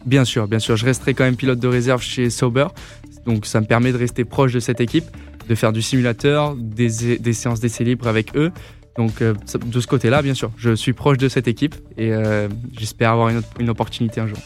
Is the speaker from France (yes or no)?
yes; Grasse, south of France, France; je suis originaire du sud de la France.